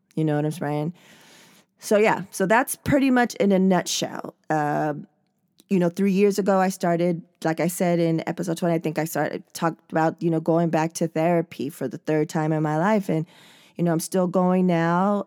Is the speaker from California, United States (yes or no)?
yes; San Diego, California, United States; I was born and raised in San Diego